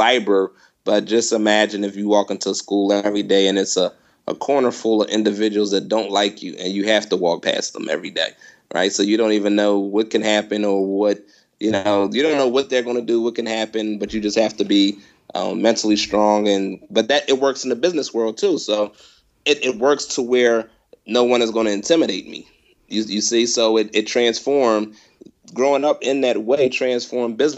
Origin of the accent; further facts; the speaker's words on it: Philadelphia, Pennsylvania, United States; now in Los Angeles, United States; I'm from the Philadelphia area. I grew up in the same neighborhood as Will Smith